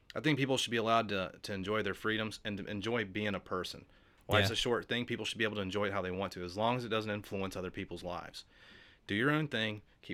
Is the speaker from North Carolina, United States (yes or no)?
yes; Charlotte, North Carolina, United States; I'm from Charlotte.